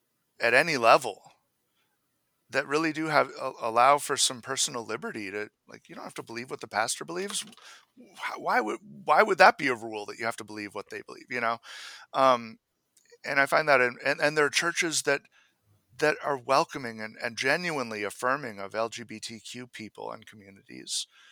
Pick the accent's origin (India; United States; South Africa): United States; Maine; My wife and I actually made the choice that we can't attend the church I grew up in Maine. When we were back for summers, you know, visiting my family, we would often go there